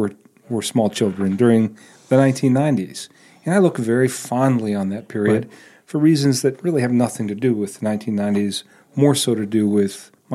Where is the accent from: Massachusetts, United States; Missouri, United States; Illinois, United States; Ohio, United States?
Ohio, United States; Eastern; I remember being in the 70s as a child, growing up in Eastern Ohio